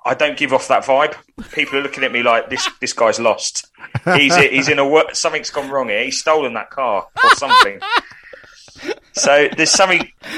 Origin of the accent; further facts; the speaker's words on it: Watford, East of England, United Kingdom; I'm born and bred West Watford.